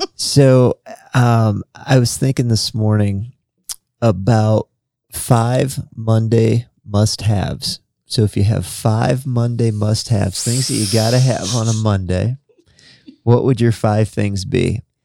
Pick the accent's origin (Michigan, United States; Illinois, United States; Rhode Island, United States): Illinois, United States; now in Indiana, United States; growing up in Illinois, so we had the community college sy-, system, and we had one in my hometown